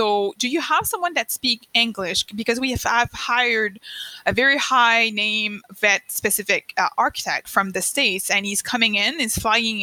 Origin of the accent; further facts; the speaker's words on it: Eastern Canada, Canada; first language French; English is a second language; I'm French Canadian